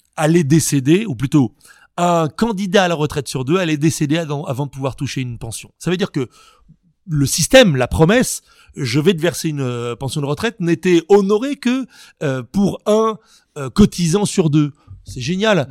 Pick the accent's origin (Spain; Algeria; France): France; chez nous, en Occident, en France